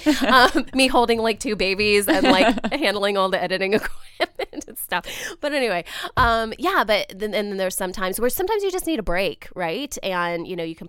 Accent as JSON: {"language": "English", "region": "Ohio", "country": "United States", "tie": "born or raised there", "moved": "yes", "said": "I am an Ohio native"}